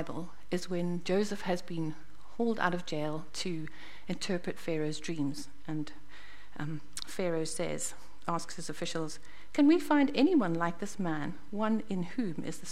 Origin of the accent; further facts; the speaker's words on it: Zimbabwe; moved away as an adult; also born or lived in Botswana; now in New Zealand; I was born in Zimbabwe and grew up in Zimbabwe.